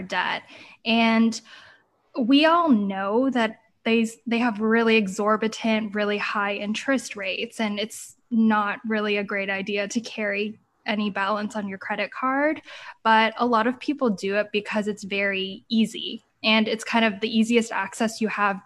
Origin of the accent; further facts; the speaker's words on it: Canada; when I was growing up in Canada